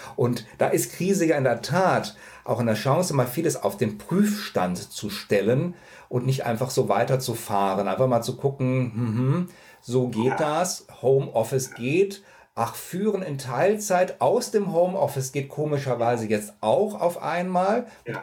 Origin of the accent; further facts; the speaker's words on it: near Cologne, North Rhine-Westphalia, Germany; Ich bin in der Nähe von Köln aufgewachsen